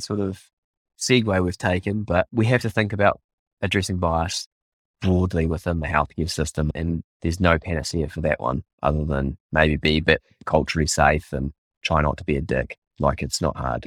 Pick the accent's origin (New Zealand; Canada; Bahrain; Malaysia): New Zealand; as a Māori